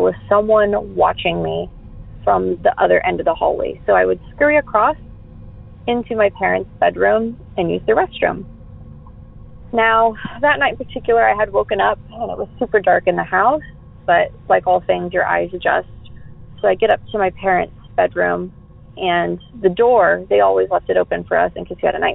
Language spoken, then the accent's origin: English; Denton, Texas, United States; also born or lived in Lewisville, Texas; I was born in Denton, Texas